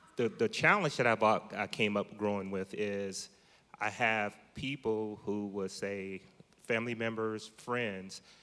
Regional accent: Columbus, Ohio, United States; moved away as an adult; now in Modesto, United States; I'm from Columbus, Ohio, originally. moved here to Modesto probably about six and a half years ago

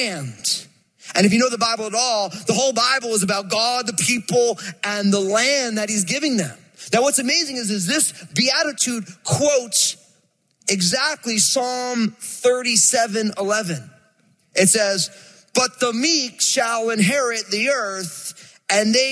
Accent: New Jersey, United States; I'm from Jersey, and so I moved this sweet, angelic California girl to Jersey.

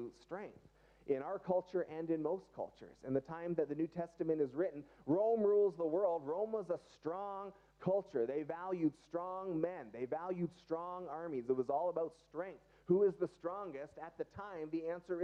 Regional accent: Canada; we're still Canadian today

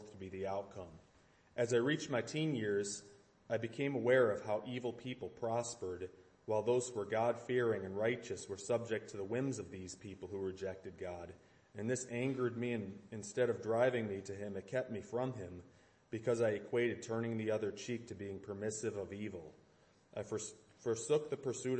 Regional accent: Chicago, Illinois, United States; I was born in 1960 in Chicago

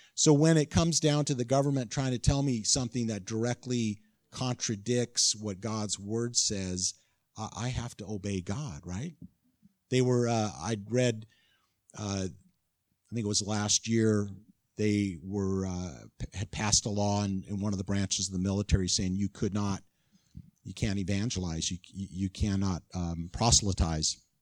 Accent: California, United States; moved away; I'm from California

